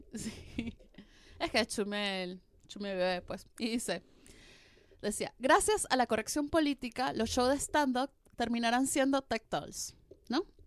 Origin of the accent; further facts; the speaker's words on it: Venezuela; now in Argentina; soy venezolana